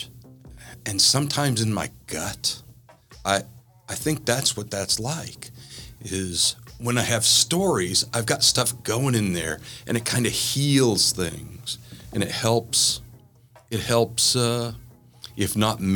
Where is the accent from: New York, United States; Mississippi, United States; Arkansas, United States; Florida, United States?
Mississippi, United States; southern; I was raised in the South, in southern Mississippi, as far south in Mississippi as you can get without being in the Gulf of Mexico